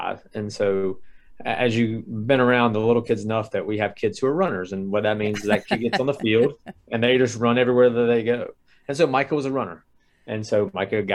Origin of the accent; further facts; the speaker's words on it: Triangle area of North Carolina, United States; I'm born and raised in the Triangle area of North Carolina.